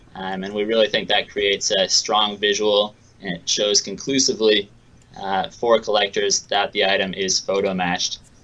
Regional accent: Seattle, Washington, United States; I'm from Seattle, so I'm a big Seattle Mariners fan.

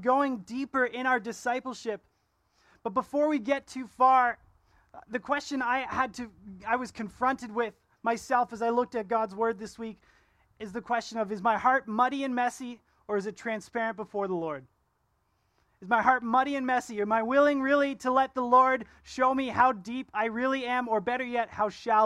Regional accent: Ontario, Canada; now in Kelowna, Canada; I'm from Ontario. That's where I was born.

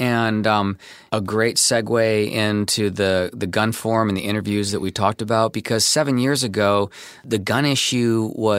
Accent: Washington, District of Columbia, United States; now in Los Angeles, United States; I live in Los Angeles. I'm from Washington, D.C.

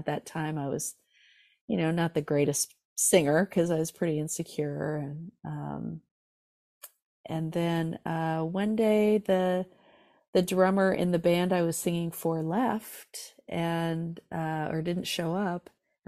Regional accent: California, United States; So I grew up in Southern California in Orange County, and music was all around me

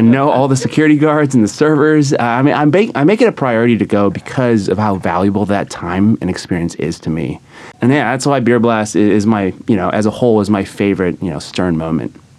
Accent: San Diego, California, United States; now in New York, United States; I'm from San Diego, California

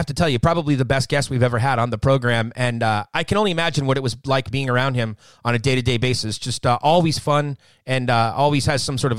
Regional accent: Southern California, United States; I'm born and raised in Southern California, the better half of the state.

